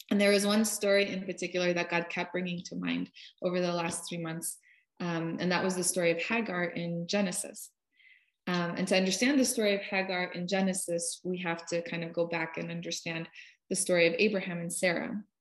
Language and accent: English; Russia; now in United States; my parents and I immigrated from Russia. So I, I speak a little bit of Russian. It's enough to get